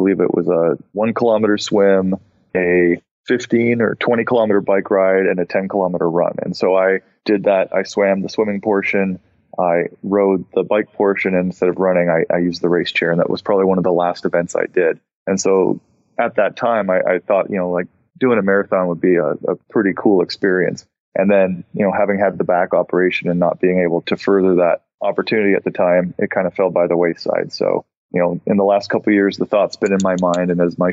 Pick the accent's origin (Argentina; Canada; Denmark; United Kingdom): Canada; Ontario; moved away; I come from Ontario